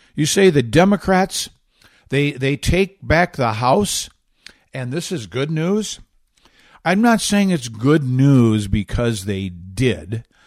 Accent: Michigan, United States; my home state of Michigan

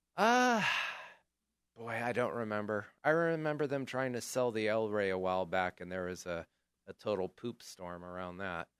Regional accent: Chico, California, United States; I grew up in Chico, so I have a lot of fond memories of the El Rey

